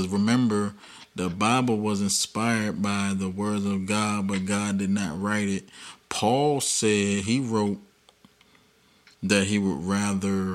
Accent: United States; we're American. We're in America

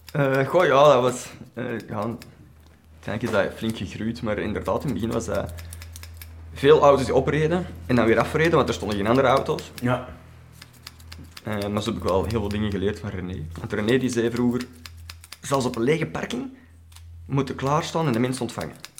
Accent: Brasschaat, Flanders, Belgium; also born or lived in Ostend / Ekeren; Ik ben geboren in Oostende. En op heel vroege leeftijd zijn we verhuisd naar Eker, waar wij heel kortstondig hebben gewoond, want daar weet ik eigenlijk helemaal niks meer van. En dan zijn wij opgeruimd in Capelle, Braschaat

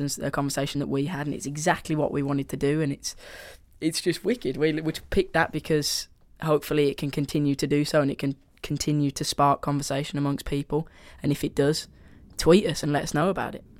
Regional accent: Birmingham, West Midlands, United Kingdom; accent: Brummy; my Brummy accent

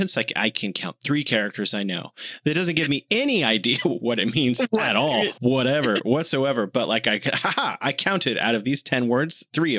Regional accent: San Francisco, California, United States; now in Beijing, China; I'm from San Francisco

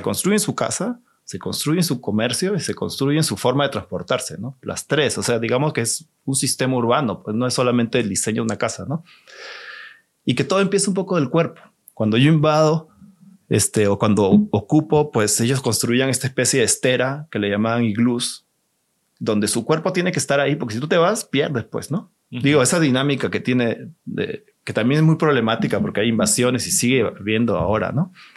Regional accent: Lima, Peru; also born or lived in Tijuana, Mexico / San Diego, United States / Boston, United States; now in Mexico City, Mexico; soy de Lima, Perú, tengo viviendo en México como unos 20 años

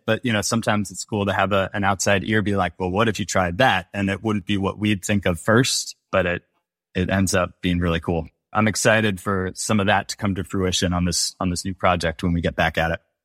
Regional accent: Bay Area, California, United States; I'm from the Bay Area

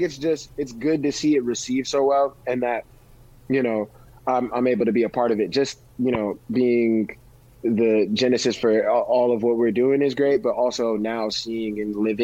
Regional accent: New Orleans, Louisiana, United States; New Orleans made me, New Orleans raised me

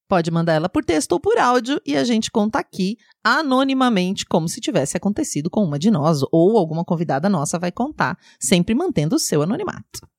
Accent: São Paulo, Brazil; eu nasci e cresci em São Paulo, na capital. Então eu sou uma pessoa super urbana

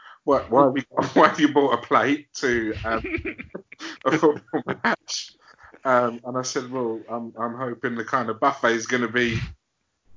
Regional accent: England, United Kingdom; as an English guy

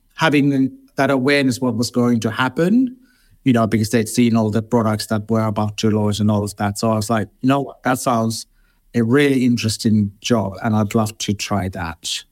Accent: Finland; moved away as an adult; now in London, United Kingdom; I grew up in Finland and I moved to London twenty-three years ago now.

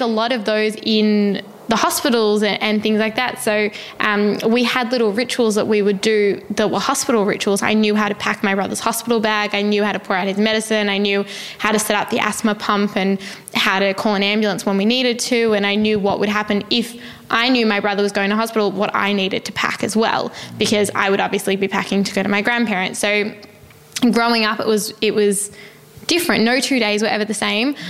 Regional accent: Melbourne, Victoria, Australia; I grew up in Melbourne in Australia

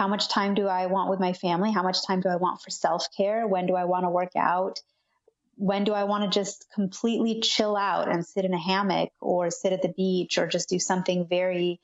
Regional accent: California, United States; also born or lived in Argentina; I pretty much grew up in California

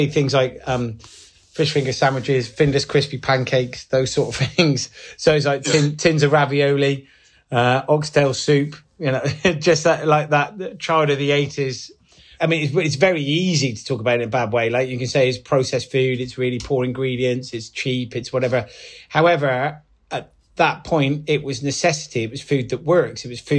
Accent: Gloucester, South West England, United Kingdom; I grew up, it was a single parent family, so I grew up in Gloucester, myself and my brother and my mum, who had two jobs

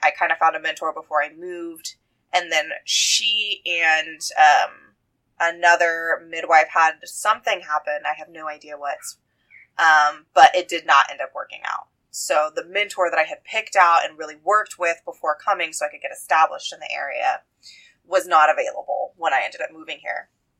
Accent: Iowa, United States; moved away as an adult; So I came from Iowa. I moved into the area to be closer to family.

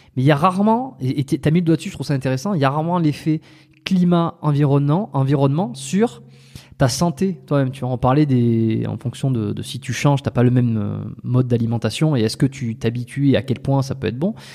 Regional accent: France; moved away as an adult; also born or lived in Montreal, Canada; on est des expatriés, tu vois, on est français, on est euh, ici. Moi, j'ai vécu 5 ans à Montréal, au Canada.

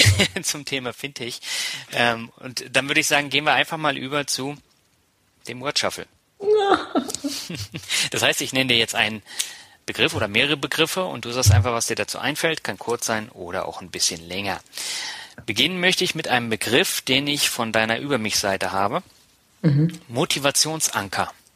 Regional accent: Berlin, Germany; moved away as an adult; also born or lived in Tübingen / Mannheim / Hamburg; now in Lübeck, Germany; ich bin ja gebürtiger Lübecker, in Berlin aufgewachsen, habe in Tübingen studiert, in Mannheim gewohnt, in Hamburg gewohnt, aber ich bin jetzt wieder in Lübeck

